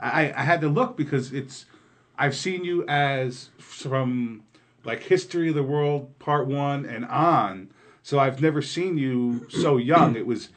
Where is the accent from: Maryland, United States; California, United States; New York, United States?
New York, United States; And that's where I grew up. I grew up there right